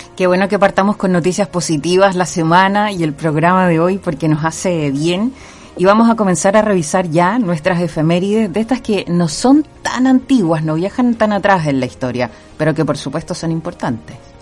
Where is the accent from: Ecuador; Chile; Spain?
Chile; nosotros como chilenos